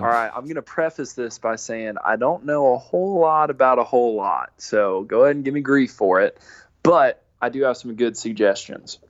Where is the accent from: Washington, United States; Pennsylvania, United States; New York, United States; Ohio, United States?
Pennsylvania, United States; Pittsburgh; now in Nashville, United States